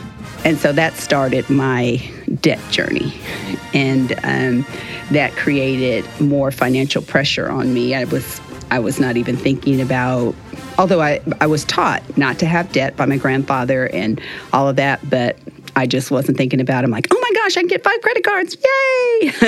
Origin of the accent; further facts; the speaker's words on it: Los Angeles, California, United States; My father is from Cuba, and he migrated here before Castro took over. I grew up in Los Angeles, California. I had two brothers and a sister. I'm the second oldest.